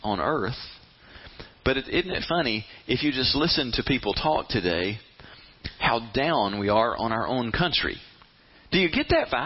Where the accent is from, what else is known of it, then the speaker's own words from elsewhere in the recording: United States; I am an American. I love coming home to America.